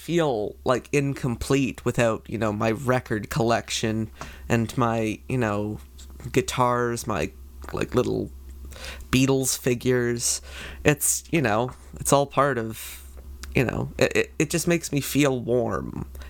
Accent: Canada; I'm Canadian.

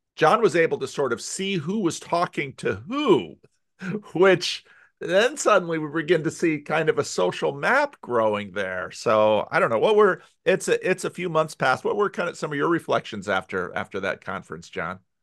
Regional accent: United States; for me as an American

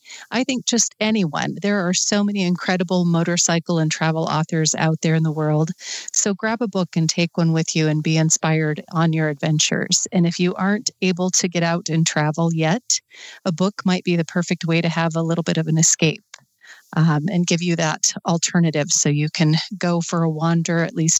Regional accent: Sturgis, South Dakota, United States; I did. I was born actually in Sturgis, and that is not how I found motorcycles, but...

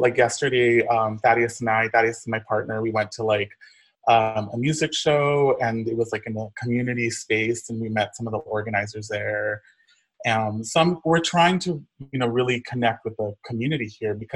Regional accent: Inland Empire, Southern California, United States; moved away as an adult; also born or lived in Los Angeles; now in Tulsa, United States; I'm originally from Southern California. I grew up in the Inland Empire

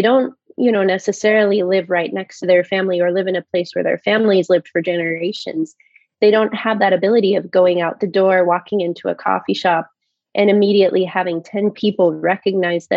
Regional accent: Fruitland, Idaho, United States; moved away as an adult; now in Washington, D.C. area, United States; I grew up in Fruitland, which is an orchard town, you know, right next to Emmett

